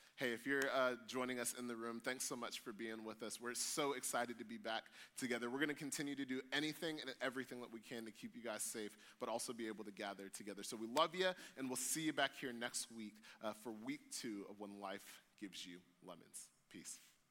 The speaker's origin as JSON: {"language": "English", "country": "United States", "said": "us as American Christians"}